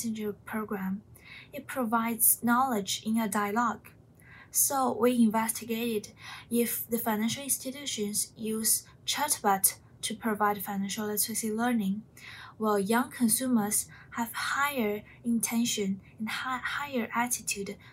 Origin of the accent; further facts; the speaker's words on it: China; English is a second language; moved away as an adult; I'm from China